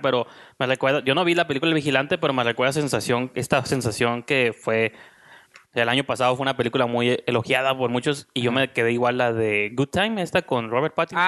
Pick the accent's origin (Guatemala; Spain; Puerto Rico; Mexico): Mexico; now in Tijuana, Mexico; aquí en mi país